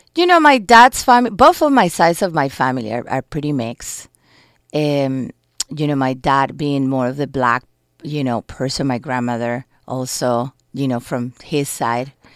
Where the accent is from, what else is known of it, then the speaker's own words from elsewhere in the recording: Colombia; English is a second language; moved away as an adult; also born or lived in New York, United States; now in Los Angeles, United States; I'm immigrated to this country when I was eighteen from Colombia with my family.